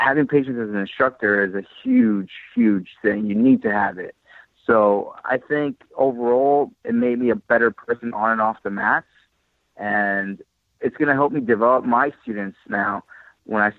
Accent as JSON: {"language": "English", "region": "New York", "country": "United States", "tie": "born or raised there", "also_born_or_lived": "California", "moved": "as an adult", "said": "I was, you know, born and raised in New York"}